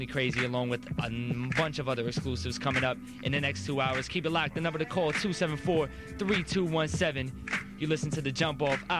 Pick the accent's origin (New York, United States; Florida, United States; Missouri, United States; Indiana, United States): New York, United States; New York City; I'm from Manhattan, too.